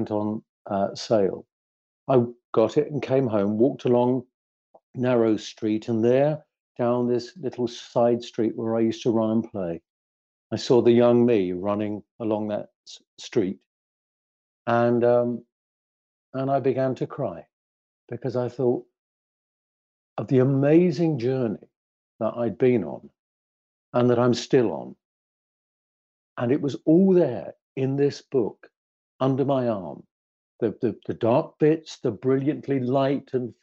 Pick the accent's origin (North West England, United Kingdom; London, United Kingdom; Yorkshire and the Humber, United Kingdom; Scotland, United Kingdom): London, United Kingdom; the big, huge council estate where I grew up in the East End of London